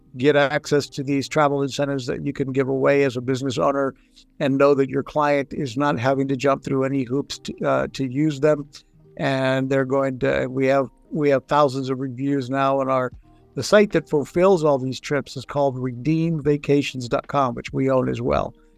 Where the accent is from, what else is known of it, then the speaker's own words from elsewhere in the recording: Puerto Rico; moved away; also born or lived in Texas / Florida; I grew up in Puerto Rico. I'm Mexican uh, back Mexican American, born in Texas. Grew up in Puerto Rico